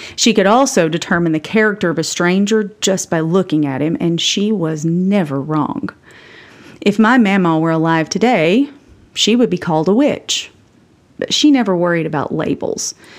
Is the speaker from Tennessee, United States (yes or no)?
yes; Campbell County, Tennessee, United States; I was raised by a nurse mom and a coal truck driving dad in Campbell County, Tennessee